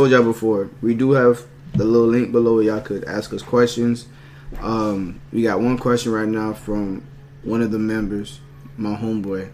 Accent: Palm Beach County, Florida, United States; we're from Palm Beach County, Florida

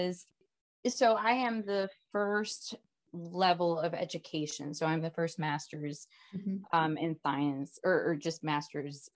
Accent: Hialeah, Florida, United States; I am originally from South Florida, from Miami, actually a smaller town called Hialeah. I'm from Hialeah, Florida.

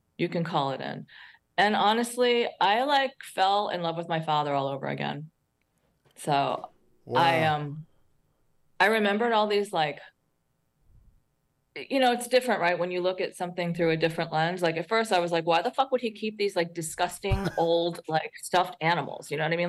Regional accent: Queens, New York, United States; also born or lived in New Jersey / St. Croix; So New York, I was born in Queens, New York, New Jersey, focused around North Jersey.

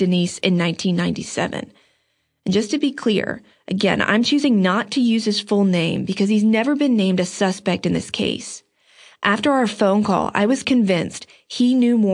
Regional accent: Outer Banks, North Carolina, United States; I'm from the Outer Banks

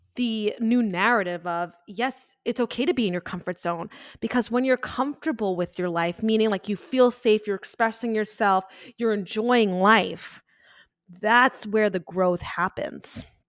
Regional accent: Long Island, New York, United States; moved away; I grew up and born and raised on Long Island

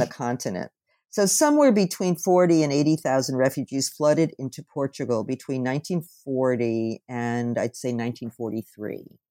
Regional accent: New Jersey, United States; I was born in New Jersey

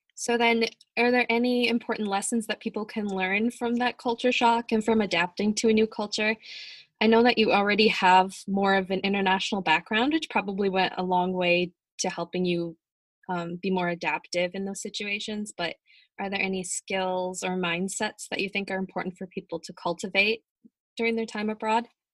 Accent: United States; the stereotype for Americans is just that we're

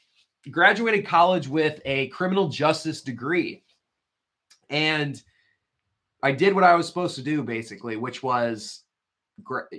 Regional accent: Midwest, United States; moved away as an adult; also born or lived in Winona, Minnesota; now in Oregon, United States; Was born and raised in the Midwest

